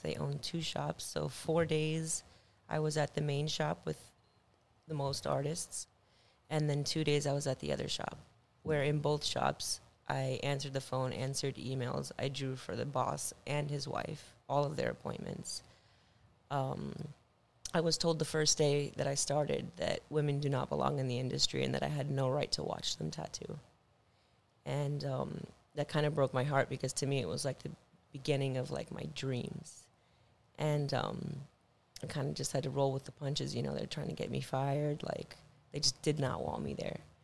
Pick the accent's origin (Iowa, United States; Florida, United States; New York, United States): Florida, United States; Miami; I'm from Miami, Florida